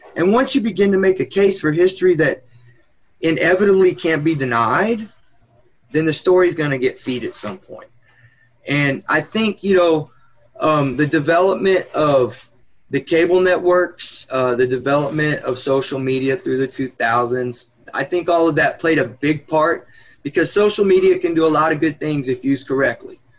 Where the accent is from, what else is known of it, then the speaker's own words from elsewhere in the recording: Austin, Texas, United States; I was from Austin